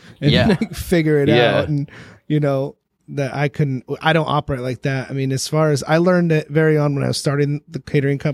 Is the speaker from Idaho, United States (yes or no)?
yes; North Idaho, United States; moved away as an adult; I grew up in North Idaho. I moved down here, you know, a little over 10 years ago